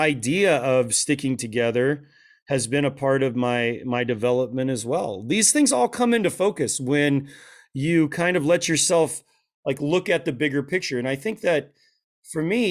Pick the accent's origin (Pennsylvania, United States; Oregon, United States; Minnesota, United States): Oregon, United States; Portland; now in Phoenix area (Valley of the Sun), United States; everybody else looked like a hippie biker, you know, where I grew up in Portland.